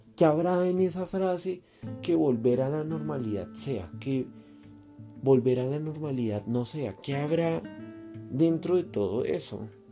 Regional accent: Colombia; como colombiano

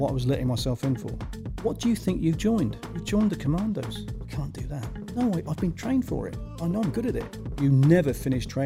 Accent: South West England, United Kingdom; I was actually um, born in Wiltshire, England, um, and as a good reference point um, historically uh, it was Salisbury um, is the main city that I lived close

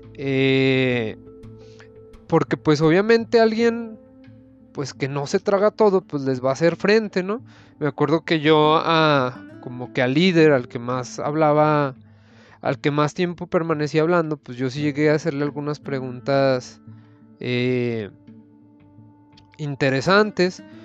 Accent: Zacatecas, Mexico; Soy profesionista de Zacatecas

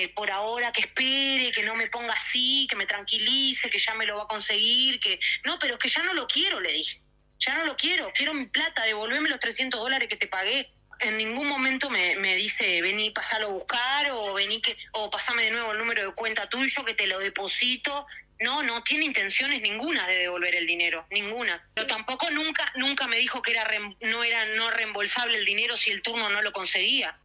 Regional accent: Uruguay; siendo uruguayo

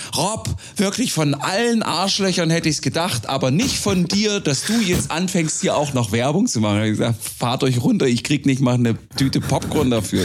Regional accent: small village near Bitterfeld, Saxony-Anhalt, Germany; accent: Sachsen-Anhaltisch; moved away; Ich komme ursprünglich äh, aus einem 529 Seelenort in der Nähe der ehemals dreckigsten Stadt Europas.

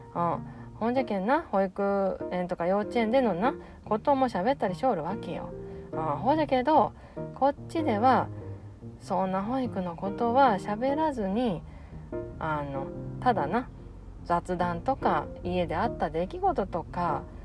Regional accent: Okayama, Japan; accent: Okayama-ben; あの岡山弁を強めにな出していこうと思いおるわ、うん、そうそう私なもともと岡山弁がきっちりなあのところ住んどる

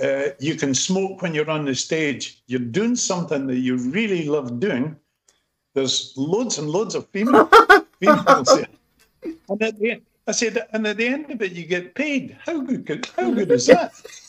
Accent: Edinburgh, Scotland, United Kingdom; born or raised there

